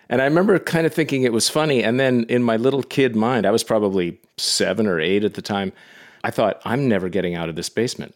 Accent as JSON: {"language": "English", "town": "Yarrow Point", "region": "Washington", "country": "United States", "tie": "born or raised there", "also_born_or_lived": "Boston / New York", "moved": "as an adult", "said": "technically I didn't grow up in Bellevue, I grew up on Yarrow Point"}